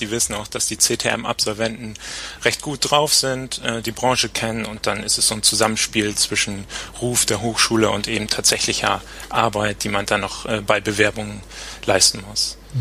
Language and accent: German; Papenburg, Lower Saxony, Germany; moved away; also born or lived in Bremerhaven; Ich komme aus Papenburg, wo die Kreuzfahrtschiffe also gebaut werden. Bin dann also als kleiner Junge schon immer am Deich gewesen